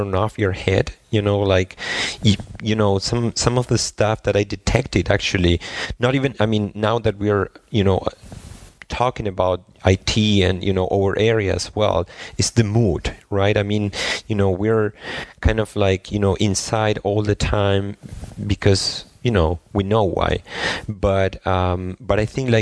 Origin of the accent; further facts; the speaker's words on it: Argentina; moved away as an adult; also born or lived in Spain / San Francisco, United States / Germany; I'm originally from Argentina